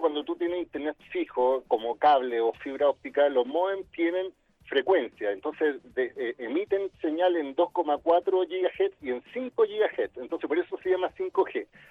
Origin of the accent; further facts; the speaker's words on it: Chile; como chilenos